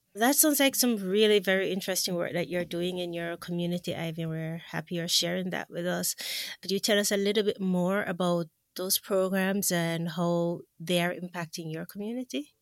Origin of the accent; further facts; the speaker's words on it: Jamaica; moved away as an adult; also born or lived in Washington, D.C., United States; I grew up in Jamaica